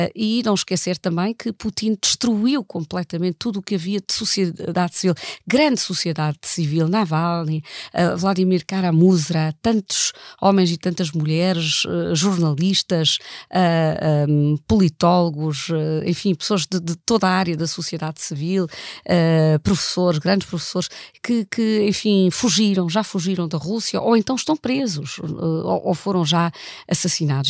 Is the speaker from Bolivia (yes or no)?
no; Germany; Eu, eu nasci na Alemanha e andei na escola na Alemanha